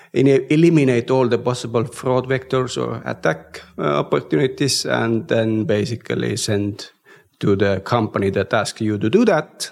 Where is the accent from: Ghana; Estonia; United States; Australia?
Estonia; we come from Estonia, which is digitally very advanced